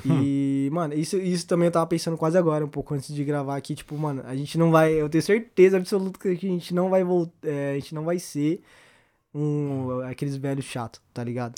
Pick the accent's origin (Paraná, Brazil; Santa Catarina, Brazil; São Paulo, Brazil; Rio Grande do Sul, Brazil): São Paulo, Brazil; Osasco; O Ribeiro é uma é a escola onde a gente estudou aqui em Osasco